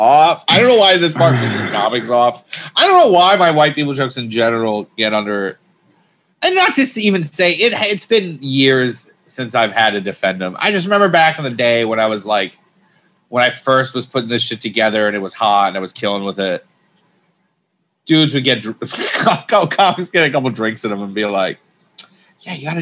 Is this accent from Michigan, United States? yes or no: yes; Michigan, United States; I grew up in Michigan, small town.